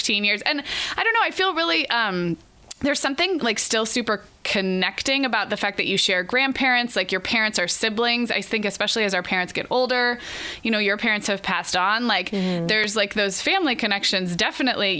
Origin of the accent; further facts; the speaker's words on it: California, United States; also born or lived in Oregon; We moved from Oregon to California when I was 5